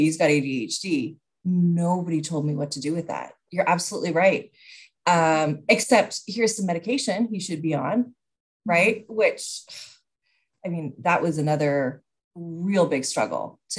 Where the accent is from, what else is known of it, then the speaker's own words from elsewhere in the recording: British Columbia, Canada; as a Canadian